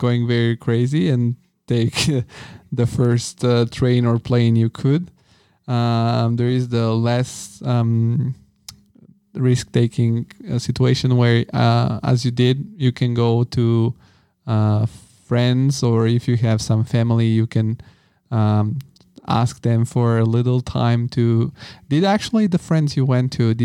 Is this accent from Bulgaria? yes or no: yes; Bulgaria; I'm from Bulgaria